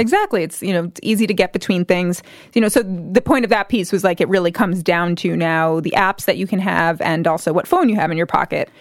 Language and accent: English; New Jersey, United States; I grew up in New Jersey